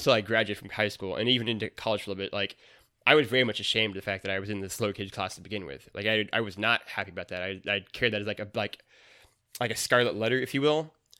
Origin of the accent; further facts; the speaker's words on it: Missouri, United States; that's like the double-edged sword of growing up in Missouri is that maybe it's not the most enlightened at times.